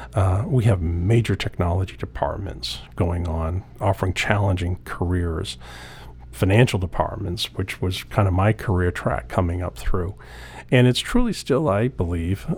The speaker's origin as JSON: {"language": "English", "town": "Old Town", "region": "Maine", "country": "United States", "tie": "born or raised there", "said": "I grew up in Old Town."}